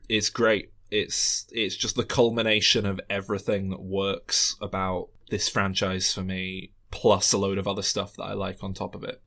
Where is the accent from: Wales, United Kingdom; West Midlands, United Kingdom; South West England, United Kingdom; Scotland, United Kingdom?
Scotland, United Kingdom; That's as Scottish as I come